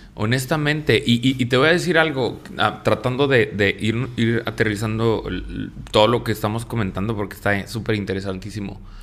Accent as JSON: {"language": "Spanish", "country": "Mexico", "said": "nosotros como mexicanos"}